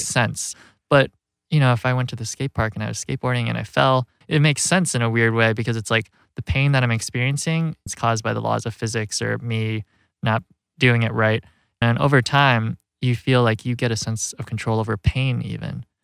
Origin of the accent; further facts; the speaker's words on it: Rockford, Illinois, United States; moved away as an adult; also born or lived in Chicago; growing up in Rockford where the film takes place, it's this working class Rust Belt community